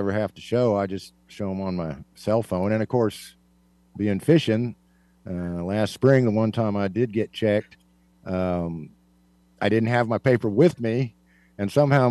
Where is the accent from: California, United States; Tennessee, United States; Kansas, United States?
Kansas, United States; I am from Kansas